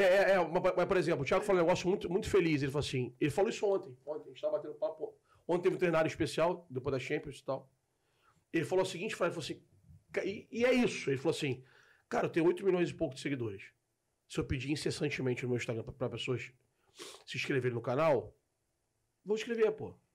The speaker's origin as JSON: {"language": "Portuguese", "region": "Rio de Janeiro", "country": "Brazil", "tie": "born or raised there", "also_born_or_lived": "Tijuca, Rio de Janeiro / Niterói", "said": "Sou do Grajaú. de 81, nasci no Grajaú, mudei pra Tijuca, fiquei até 11 anos na Tijuca. Depois de 11 anos eu volto pro Grajaú, fico até, até 20 anos"}